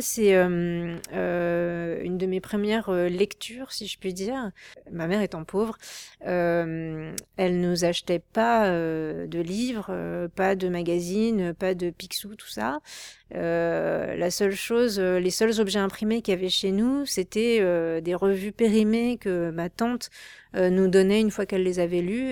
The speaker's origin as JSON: {"language": "French", "town": "Créteil", "region": "Île-de-France", "country": "France", "tie": "born or raised there", "said": "j'ai grandi avec ma mère qui qui m'a élevée seule, avec ma soeur et on vivait en banlieue parisienne, c'était vraiment pas joli, même si Créteil c'est une ville fleurie"}